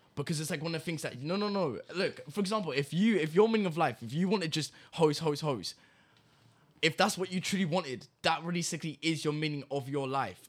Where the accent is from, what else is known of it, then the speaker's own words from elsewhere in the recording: England, United Kingdom; now in Malta; I was born in England